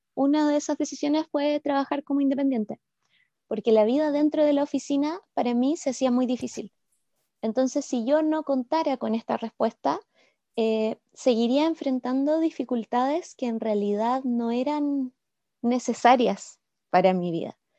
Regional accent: Santiago, Santiago Metropolitan Region, Chile; moved away as an adult; now in Puerto Varas, Chile; soy chilena y he vivido siempre en este país, en Santiago hasta los 27 y desde entonces en Puerto Varas.

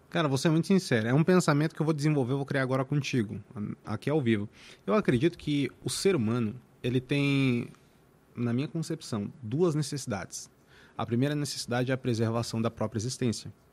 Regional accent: São Paulo, Brazil; Eu nasci em São Paulo, mano, na Vila Industrial, uma quebrada, mano, lá na Zona Leste

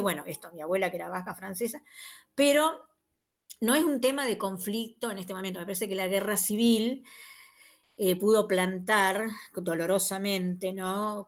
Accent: Argentina; nuestra consideración como argentino

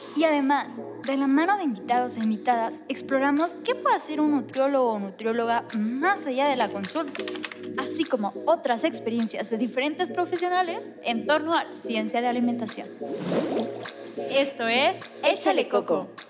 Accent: Mexico; nuestra identidad cultural como mexicanos y como mexicanas

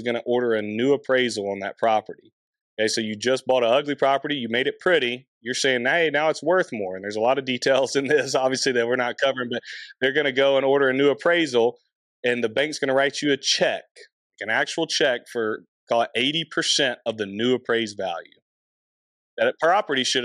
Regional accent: Anderson, South Carolina, United States; So I find a house in my hometown on my own

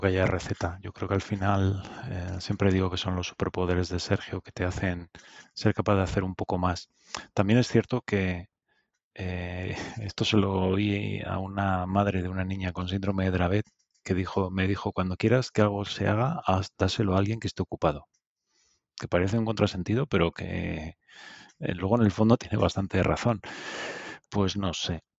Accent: Madrid, Community of Madrid, Spain; also born or lived in Soria; Mi familia es de Soria, ¿eh? yo soy de Usera y de Soria

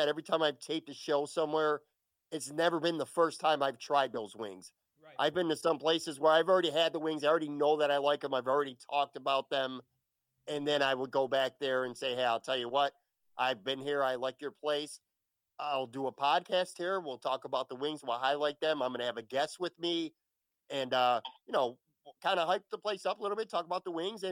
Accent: Buffalo, New York, United States; moved away as an adult; now in Florida, United States; I was born and raised in Buffalo. I lived there most of my life. And in 2016, I went to Florida.

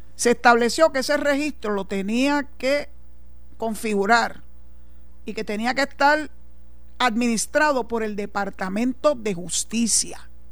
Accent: Puerto Rico; los puertorriqueños como ciudadanos americanos y que aportamos al Seguro Social

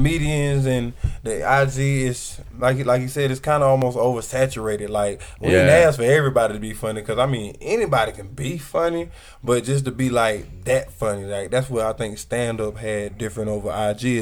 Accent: Georgia, United States; I'm from Georgia

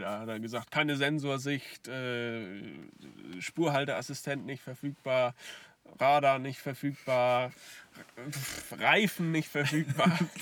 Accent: Lower Saxony, Germany; Hier bei uns in Niedersachsen

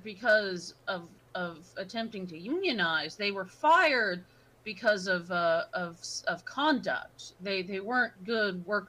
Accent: Oklahoma, United States; We're from Oklahoma, me and Jack

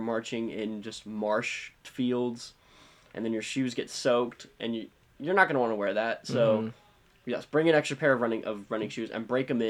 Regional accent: San Antonio, Texas, United States; San Antonio, mm-hmm. DCI is my hometown.

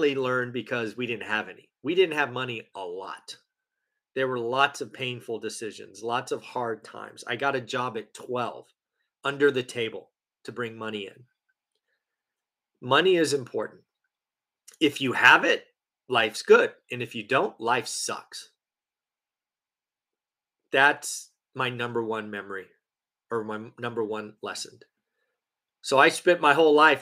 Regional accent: United States; I was born in the United States

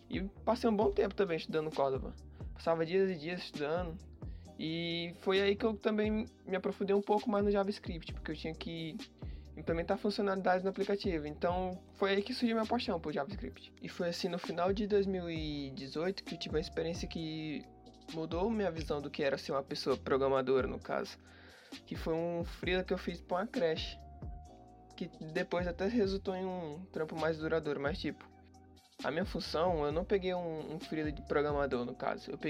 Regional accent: Piauí, Brazil; now in São Paulo, Brazil; Eu sou natural do Piauí, porém estou morando agora em São Paulo.

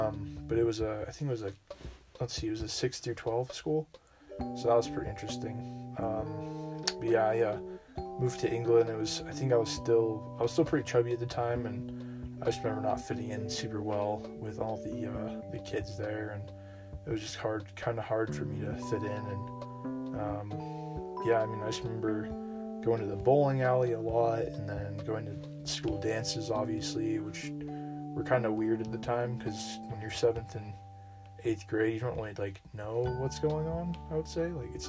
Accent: South Korea; English is a second language; As growing up in Korea and everything, I never was super active, I would say.

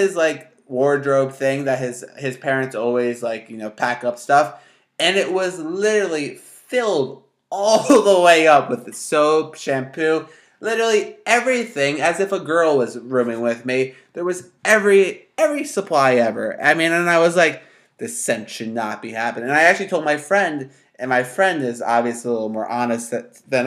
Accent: New Jersey, United States; I'm from North Jersey

